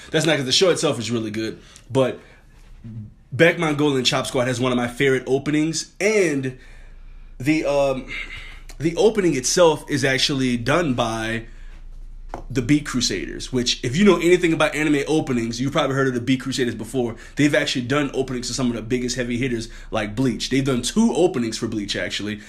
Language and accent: English; New Orleans, Louisiana, United States; I'm from New Orleans